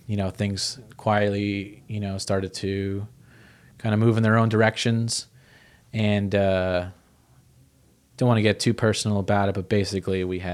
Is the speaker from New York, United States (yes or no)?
yes; Orange County, New York, United States; moved away as an adult; also born or lived in Albany, New York; back to where we're all from in Orange County